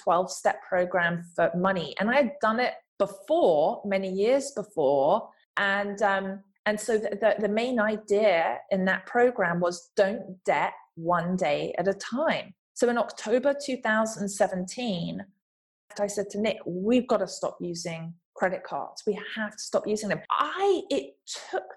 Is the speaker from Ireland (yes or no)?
no; England, United Kingdom; accent: English; moved away as an adult; now in Los Angeles, United States; growing up in England, from the background, from the family that I came from